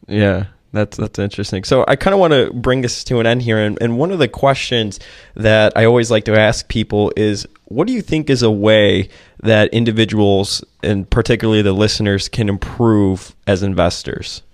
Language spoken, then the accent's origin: English; Chicago, Illinois, United States; I grew up in Chicago